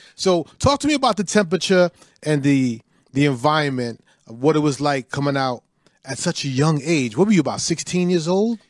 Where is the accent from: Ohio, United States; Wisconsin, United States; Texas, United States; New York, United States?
New York, United States; New York City; my neighborhood where I grew up in Brooklyn